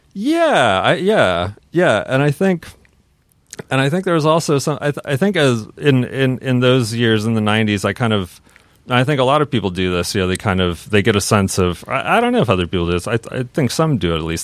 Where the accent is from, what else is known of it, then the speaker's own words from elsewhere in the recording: Seattle, Washington, United States; growing up in Seattle